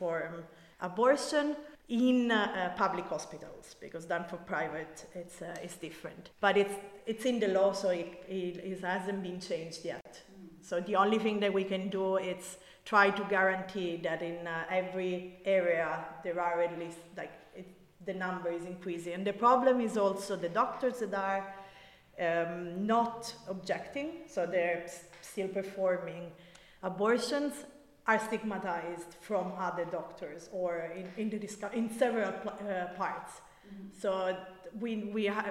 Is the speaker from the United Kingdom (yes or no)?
no; Rome, Lazio, Italy; my own city, I'm from Rome